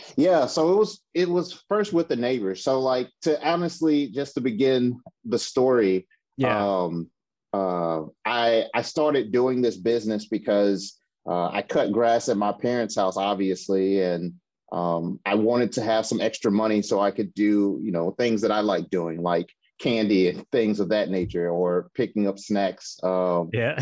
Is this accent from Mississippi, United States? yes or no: yes; Mississippi, United States; now in Seattle, United States; I'm originally from Mississippi